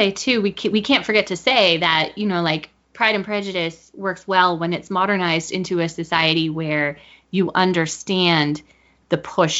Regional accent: United States; identifying myself with being an American

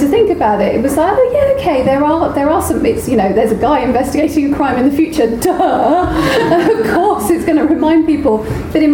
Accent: United Kingdom; we are so British

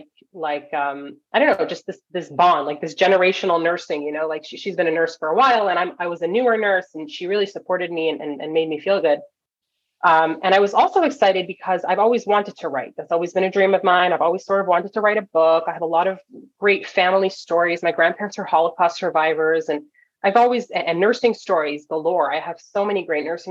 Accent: Toronto, Ontario, Canada; moved away as an adult; now in California, United States; Toronto is where I grew up

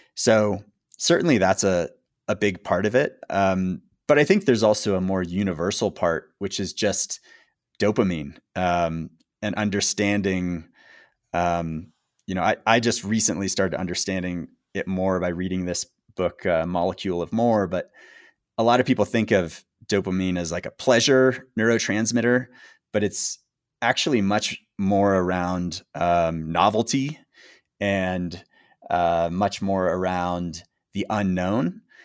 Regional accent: United States; being an American base jumper in that era

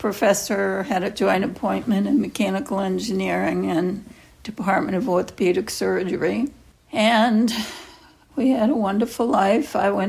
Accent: Boston, Massachusetts, United States; also born or lived in Lynn, Massachusetts; I grew up in Boston

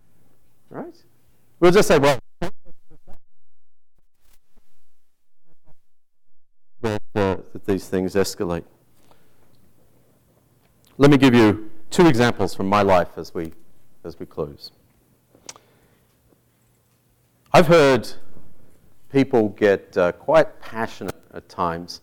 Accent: Tasmania, Australia; moved away; my home state of Tasmania

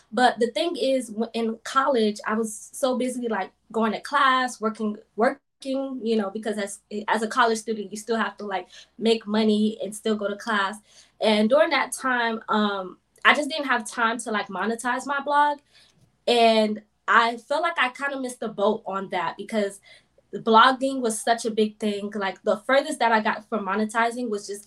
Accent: South Florida, United States; I'm originally from South Florida, born and raised.

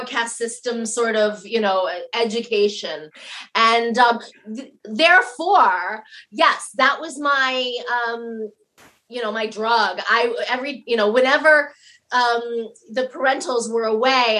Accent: Denver, Colorado, United States; I was born on the coldest day of the year in Denver, Colorado.

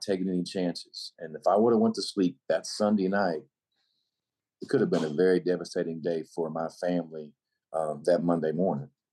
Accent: North Little Rock, Arkansas, United States; I uh, was born and raised in North Little Rock, Arkansas.

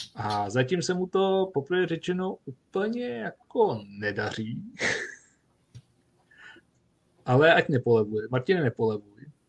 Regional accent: Duchcov, Ústí nad Labem Region, Czechia; u nás v Duchcově v Sokolovně

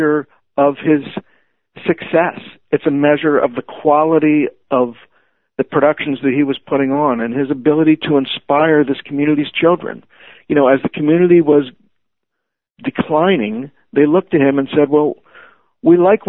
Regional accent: Levittown, Pennsylvania, United States; now in Bethesda, United States; I live in Bethesda, Maryland now, which is very different from the community I grew up in Levittown.

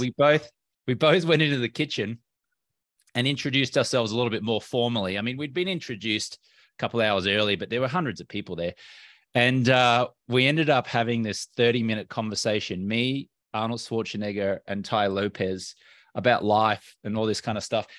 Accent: Brisbane, Queensland, Australia; moved away as an adult; also born or lived in London, United Kingdom / Los Angeles, United States; Well, I'm Australian American. Grew up in Brisbane on the East Coast of Australia.

